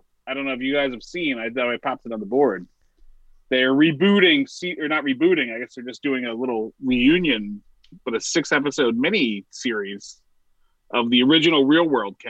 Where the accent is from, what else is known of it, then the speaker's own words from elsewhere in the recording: New Jersey, United States; we're all from Jersey